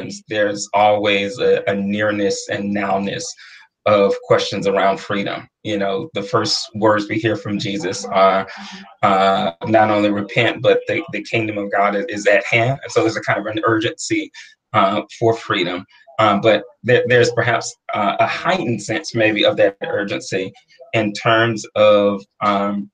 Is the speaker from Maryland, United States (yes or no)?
no; Atlanta, Georgia, United States; I'm originally from Atlanta, ordained minister